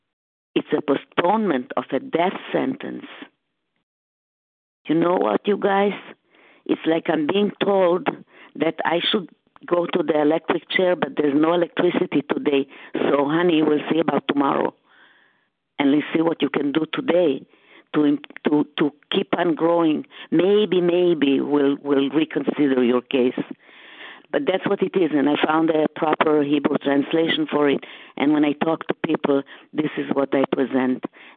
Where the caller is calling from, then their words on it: Boston, Massachusetts, United States; I'm calling from the Boston area at this time.